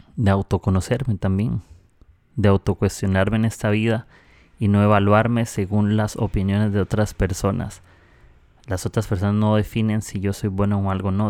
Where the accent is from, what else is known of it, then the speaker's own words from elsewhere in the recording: Costa Rica; now in Peru; soy de Costa Rica, estoy aquí